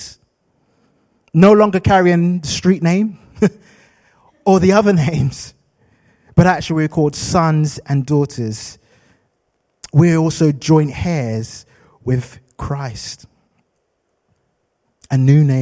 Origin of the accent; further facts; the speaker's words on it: London, United Kingdom; moved away; I'm from London, and in London, I had a street name